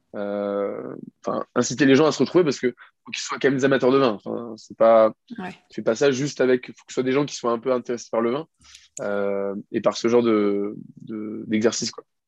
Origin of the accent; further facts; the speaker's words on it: France; je suis français